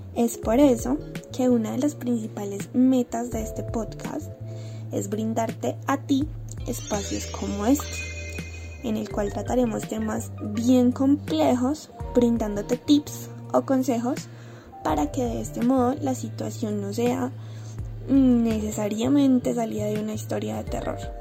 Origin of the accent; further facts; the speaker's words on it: Colombia; el sabor que nos caracteriza como colombianos